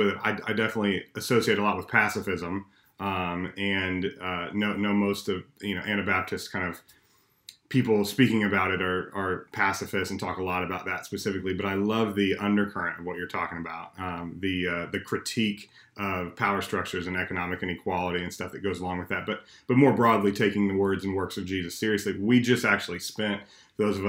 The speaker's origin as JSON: {"language": "English", "region": "Texas", "country": "United States", "tie": "born or raised there", "said": "I'm from the South, born and raised here in Texas"}